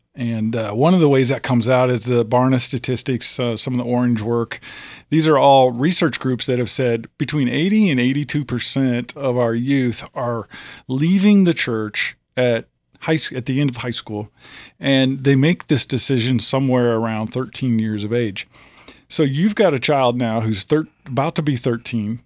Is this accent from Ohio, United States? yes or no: no; Illinois, United States; moved away as an adult; now in Tennessee, United States; I'm from Illinois. We're a transplant. I've been here 15, 16 years